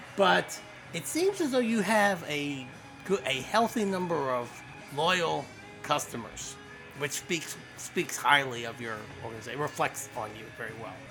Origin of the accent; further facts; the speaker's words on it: Colesville, Maryland, United States; I'm a native to this area. I grew up in Colesville.